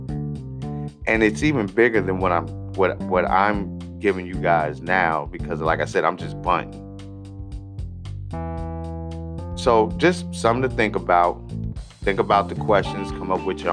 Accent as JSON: {"language": "English", "country": "United States"}